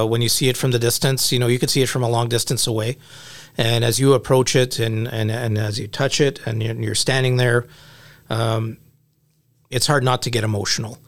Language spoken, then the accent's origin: English; Canada; we're Canadian